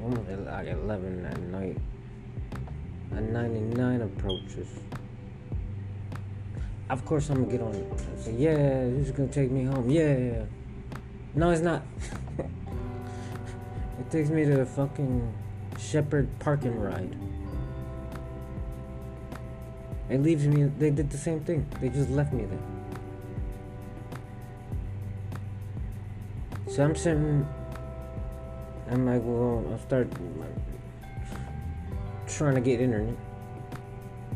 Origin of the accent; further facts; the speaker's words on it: Houston, Texas, United States; I'm from Houston